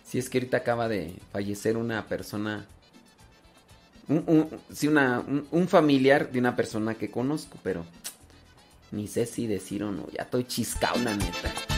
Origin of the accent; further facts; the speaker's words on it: Mexico; somos mexicanos